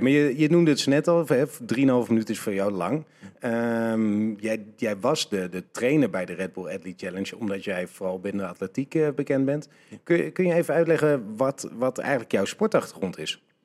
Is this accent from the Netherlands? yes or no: yes; Netherlands